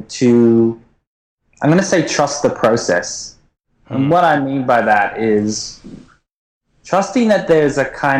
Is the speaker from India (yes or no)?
no; Port Douglas, Queensland, Australia; also born or lived in Japan / United States; now in Melbourne, Australia; I actually grew up in a little town called Port Douglas, which is way up north near Cairns. So basically, if you want to come to the Great Barrier Reef, you come through my hometown